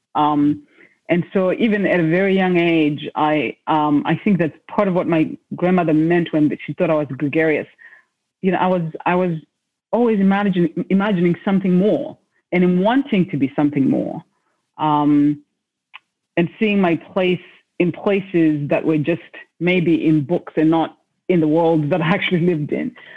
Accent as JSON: {"language": "English", "country": "Zimbabwe", "tie": "born or raised there", "said": "I was born in Zimbabwe in a place where being a girl child meant that um, there were certain sort of paths you're supposed to take"}